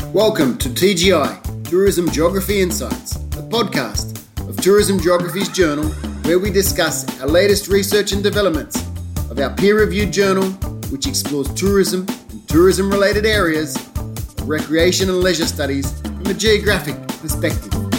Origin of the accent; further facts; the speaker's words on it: Australia; I'm Australian